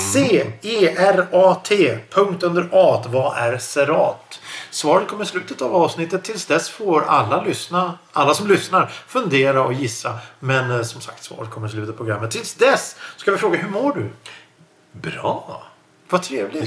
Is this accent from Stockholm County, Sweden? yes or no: yes; Stockholm, Stockholm County, Sweden; jag som stockholmare, Stockholmsregionen